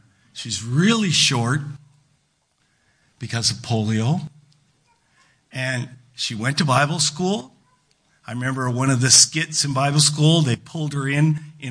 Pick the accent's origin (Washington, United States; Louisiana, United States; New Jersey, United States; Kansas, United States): Washington, United States; Battle Ground; I grew up in Battleground, small town, not anymore. Well, not nearly as small as it was, but I grew up in a small town in Western Washington, rural community